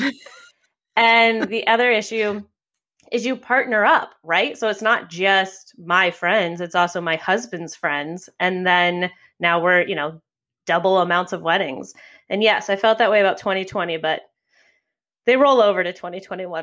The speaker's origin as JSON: {"language": "English", "town": "New York City", "region": "New York", "country": "United States", "tie": "born or raised there", "said": "my hometown of New York City"}